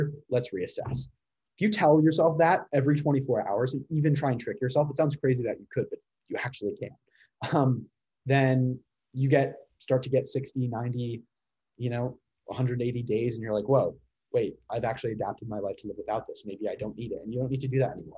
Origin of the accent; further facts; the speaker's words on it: Connecticut, United States; accent: standard American; now in Washington, D.C., United States; I am originally from Connecticut